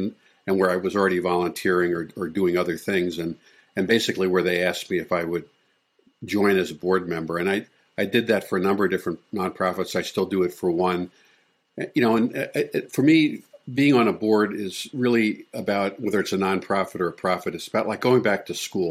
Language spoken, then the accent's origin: English; Long Island, New York, United States; moved away as an adult; also born or lived in Texas / Virginia / Michigan / Minnesota; now in Florida, United States; I was born in Texas, where my dad was stationed in the Air Force, and we moved back to New York, to Long Island, where both my parents had grown up, and I spent like the next 16 years there until I left at 18